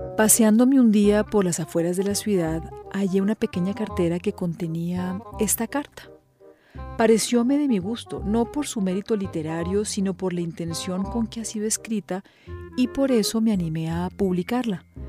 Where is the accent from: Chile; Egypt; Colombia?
Colombia; soy periodista colombiana